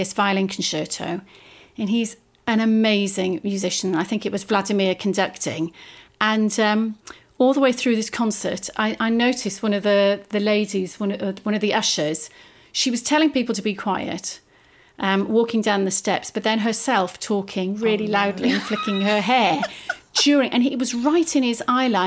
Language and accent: English; Welsh, Wales, United Kingdom; short and Welsh